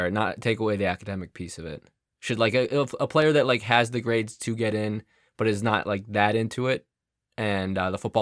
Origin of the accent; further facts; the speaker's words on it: Chicago, Illinois, United States; moved away as an adult; also born or lived in Colorado / Reading, Pennsylvania; Grew up in Chicago